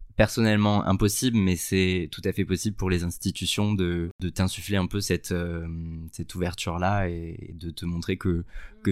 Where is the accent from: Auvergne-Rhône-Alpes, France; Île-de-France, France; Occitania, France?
Occitania, France; Sète; j'ai grandi à Sète, qui est une ville, une petite ville dans le sud